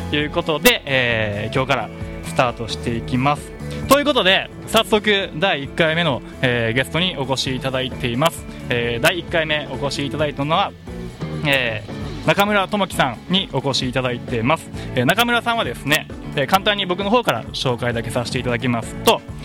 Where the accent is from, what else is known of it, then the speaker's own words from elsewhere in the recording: Kansai, Japan; now in Okinawa, Japan; 僕地元が関西なんで